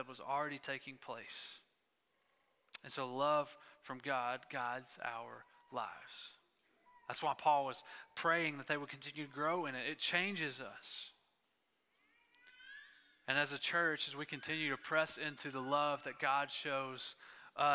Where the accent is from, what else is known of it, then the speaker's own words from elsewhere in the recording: East Texas, United States; I grew up in East Texas